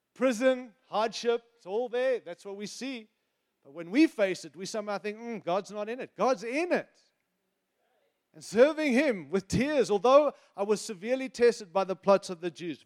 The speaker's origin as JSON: {"language": "English", "country": "United States", "said": "I'm an American"}